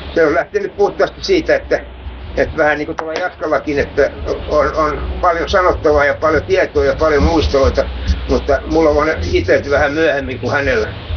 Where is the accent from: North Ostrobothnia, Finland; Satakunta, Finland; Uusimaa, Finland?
Uusimaa, Finland; Helsinki; mä muutin pois Hernanista vuonna 1966. Mä olin tässä 50 vuotta pois.